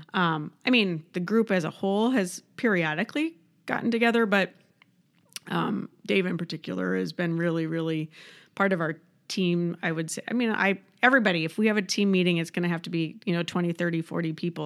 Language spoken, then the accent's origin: English; Midwest, United States; also born or lived in Southern California; now in Rochester, United States; I'm a Midwesterner